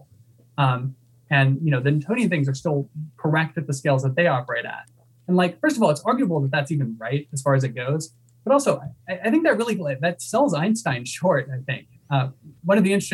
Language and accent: English; Texas, United States; I grew up in Texas.